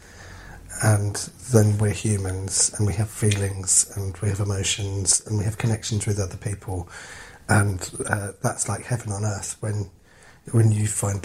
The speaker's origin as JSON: {"language": "English", "region": "London", "country": "United Kingdom", "tie": "born or raised there", "said": "growing up in London"}